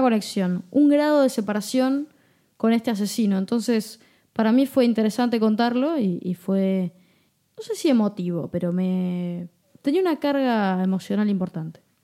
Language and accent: Spanish; Buenos Aires, Argentina; yo nací en Flores. Este es uno de los barrios porteños de la ciudad de Buenos Aires.